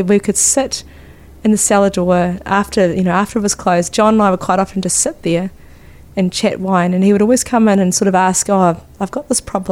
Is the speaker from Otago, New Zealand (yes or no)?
yes; Dunedin, Otago, New Zealand; I grew up in Dunedin.